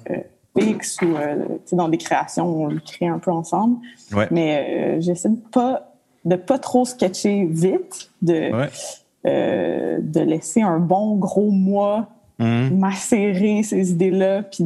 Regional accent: Montreal, Quebec, Canada; also born or lived in Mont-Laurier; j'ai perdu ma mère tôt, à l'âge de 3 ans. Fait qu'on a déménagé à Montréal. Puis, euh, je me suis retrouvée dans le Myland, dans une école alternative

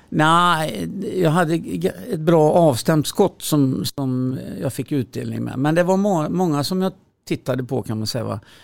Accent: Skövde, Västra Götaland, Sweden; moved away as an adult; also born or lived in Timmersdala / Borås; now in Tyresö, Sweden; vi flyttade till Skövde när jag var fem år. Och eh, sen med en avstickare i Borås när jag gick första klass så, så har jag bott i Skövde fram till jag var 25 år

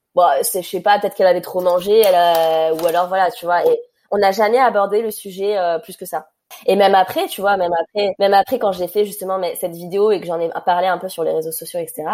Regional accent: Ajaccio, Corsica, France; also born or lived in Paris; quand on est rentré à Ajaccio

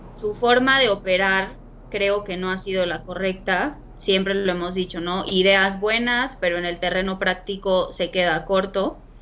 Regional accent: Mexico; nosotros como mexicanos

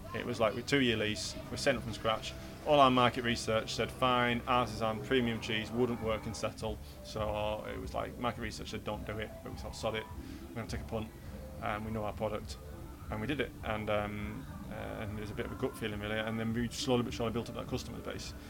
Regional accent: Yorkshire and the Humber, United Kingdom; I'm a Yorkshireman

